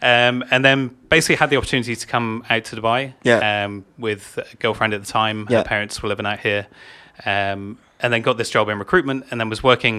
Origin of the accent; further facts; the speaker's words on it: England, United Kingdom; My wife's Irish. Okay, cool. So I'm English.